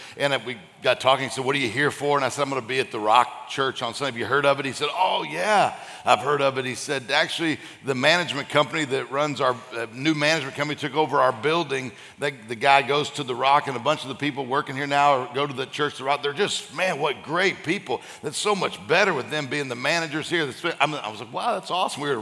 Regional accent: Florida, United States; and then we're from Florida, and people are calling, Are you okay?

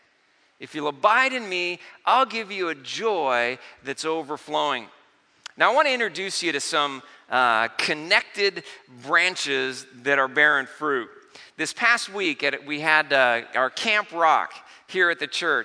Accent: Vista, California, United States; I grew up in Vista in North County.

